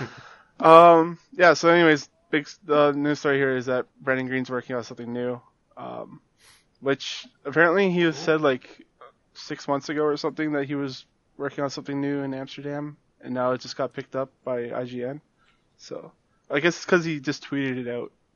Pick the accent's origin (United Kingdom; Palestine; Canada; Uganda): Canada; as a Canadian, non-American